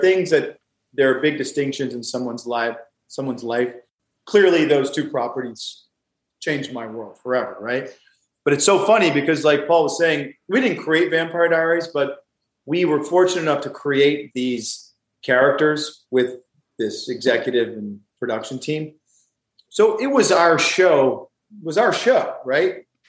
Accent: the South, United States; I grew up with mint juleps just because I'm from the South

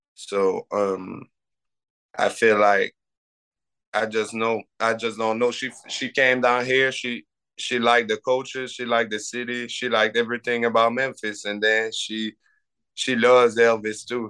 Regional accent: Canada; have people recruiting you as a Canadian

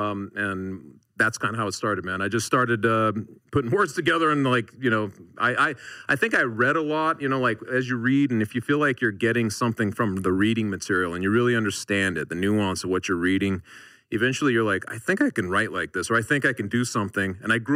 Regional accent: Denver, Colorado, United States; I grew up in Denver, Colorado.

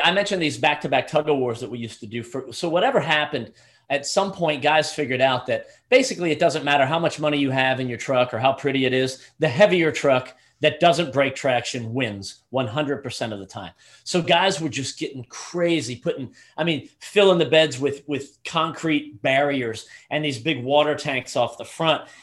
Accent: Southeastern United States, United States; as a teenager growing up in the Southeastern United States

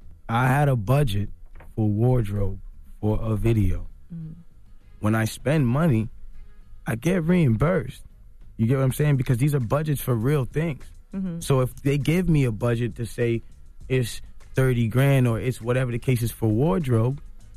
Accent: Toronto, Ontario, Canada; I'm from Toronto.

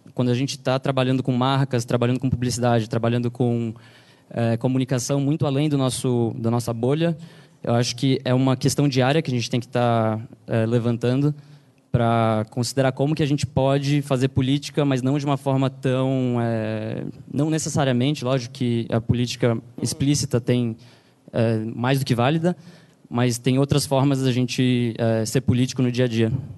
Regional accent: Brazil; now in New York, United States; a gente, como brasileiros

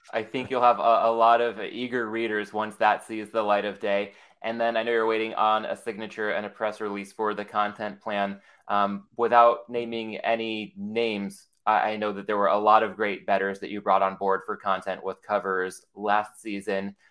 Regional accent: San Diego, California, United States; I'm from San Diego where Ballast Point is

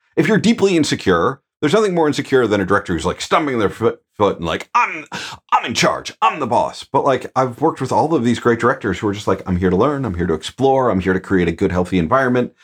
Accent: Midwest, United States; I'm a dude from the Midwest

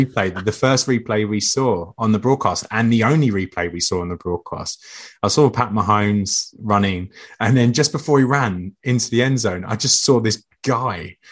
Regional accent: England, United Kingdom; being English

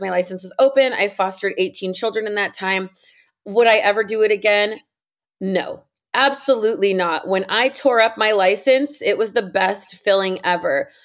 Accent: San Jose, California, United States; now in Southern California, United States; I grew up in San Jose, California

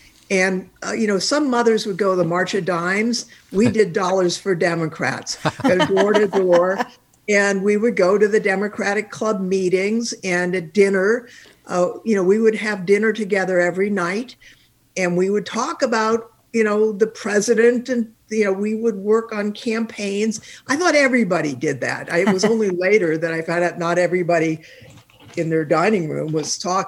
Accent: Palo Alto, California, United States; The block I grew up on in South Palo Alto was all blue collar.

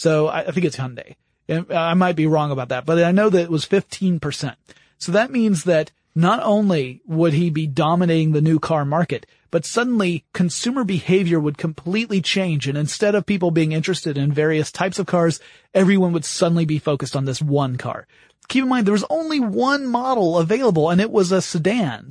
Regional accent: United States; being American

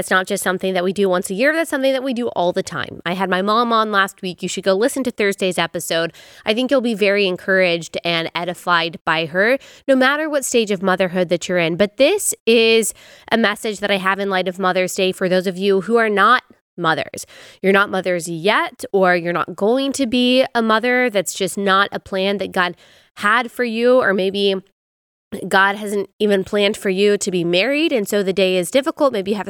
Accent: the Bible Belt, United States; And so it was great growing up in the Bible Belt

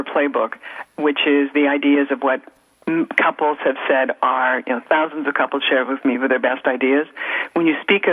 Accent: Canada; being Canadian

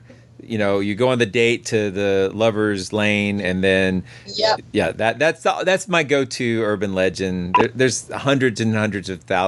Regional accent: United States; As an outsider, as an American

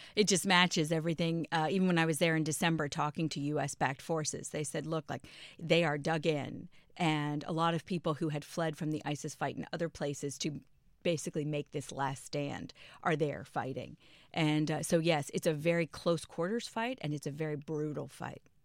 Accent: Prince George's County, Maryland, United States; I grew up in Maryland

